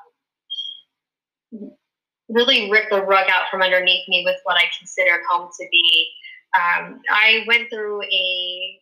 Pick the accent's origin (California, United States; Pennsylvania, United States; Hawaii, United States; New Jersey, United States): Pennsylvania, United States; moved away as an adult; now in Virginia Beach, United States; I grew up in Pennsylvania